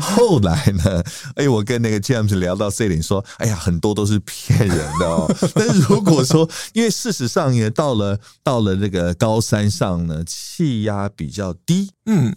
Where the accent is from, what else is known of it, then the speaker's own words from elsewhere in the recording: Taiwan; 我们台湾人